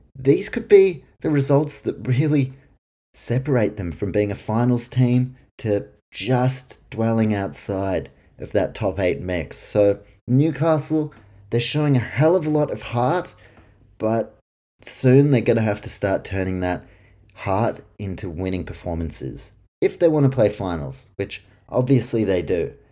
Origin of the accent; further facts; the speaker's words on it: New Zealand; I'm from New Zealand